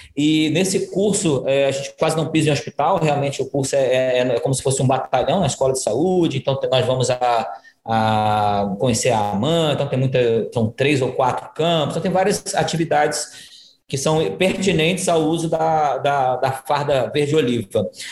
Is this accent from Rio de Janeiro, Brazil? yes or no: yes; Rio de Janeiro, Brazil; moved away as an adult; now in Ceará, Brazil; Eu sou, eu sou carioca também, embora esteja aqui. Já me considero cearoca, que eu estou há 12 anos aqui no Ceará